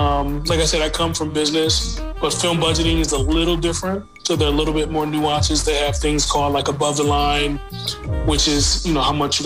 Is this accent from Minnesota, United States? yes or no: yes; Minneapolis, Minnesota, United States; I was from Minneapolis